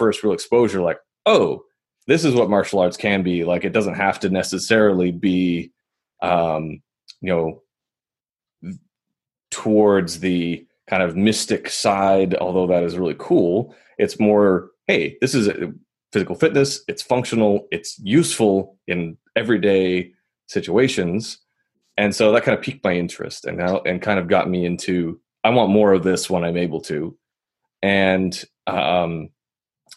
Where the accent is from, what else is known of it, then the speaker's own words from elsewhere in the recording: Minneapolis, Minnesota, United States; I grew up in Minneapolis, Minnesota, my hometown